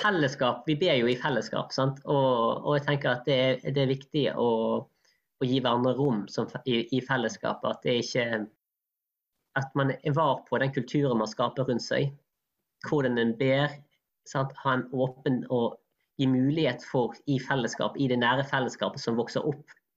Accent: Norway; vi nordmenn

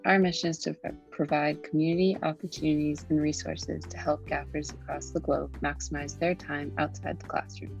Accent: Massachusetts, United States; I'm from Massachusetts.

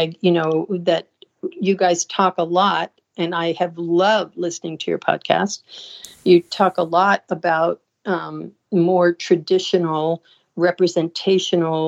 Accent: Sarasota, Florida, United States; I was living in Sarasota.

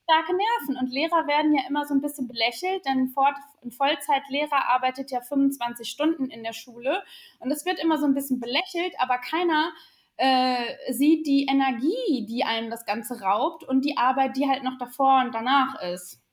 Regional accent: Sauerland, North Rhine-Westphalia, Germany; born or raised there

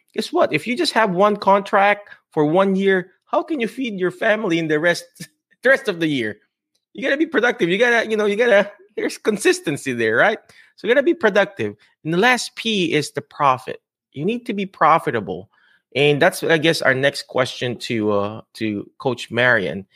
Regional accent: Philippines; I'm Filipino, I'm brown-skinned

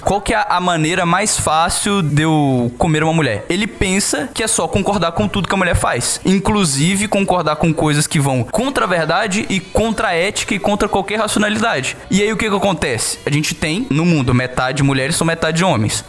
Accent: Minas Gerais, Brazil; Eu, como mineiro

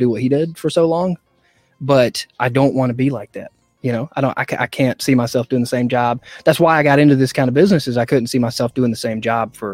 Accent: Greenville, South Carolina, United States; accent: southern; I was born in South Carolina. Okay. I grew up in uh, the Greenville area

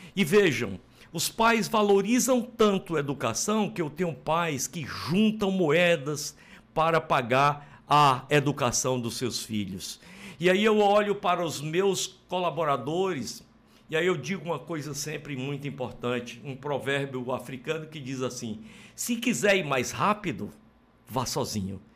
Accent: Sobral, Ceará, Brazil; eu sou de United States of Sobral

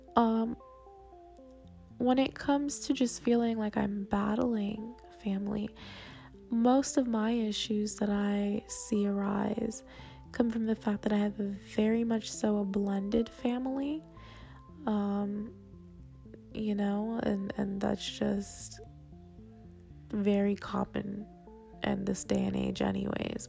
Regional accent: South Florida, United States; moved away as an adult; I'm from South Florida area

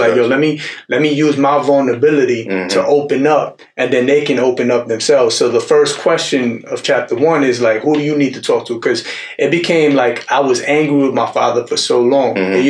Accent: New York City, New York, United States; moved away as an adult; now in Houston, United States; When I first moved out here in Texas, I'm from New York City originally. And I moved out here 5 years with my 1-year-old daughter and my wife.

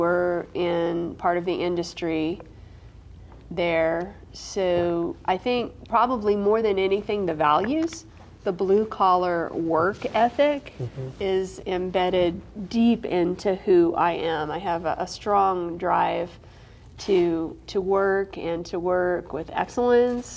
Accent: Centralia, Illinois, United States; It's called Centralia, about an hour from St. Louis. That's where I grew up

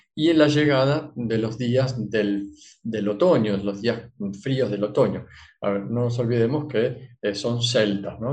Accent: Argentina; soy argentino

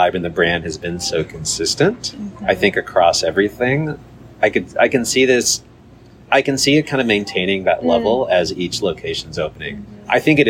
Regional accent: Cupertino, California, United States; I grew up in Cupertino, which is a suburb.

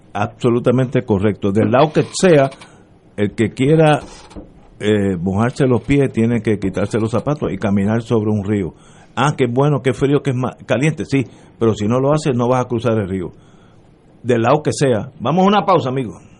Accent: Puerto Rico; Como puertorriqueño

